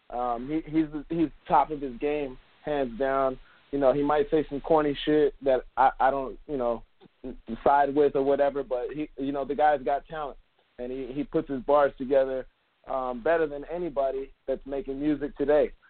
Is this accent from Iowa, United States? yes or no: no; Miami, Florida, United States; born there; I wasn't raised in Miami, but I was born in Miami